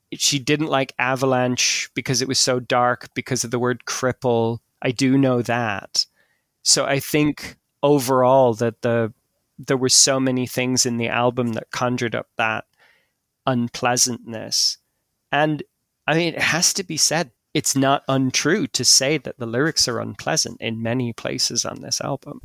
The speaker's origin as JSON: {"language": "English", "country": "Ireland", "tie": "born or raised there", "said": "when I was growing up in Ireland"}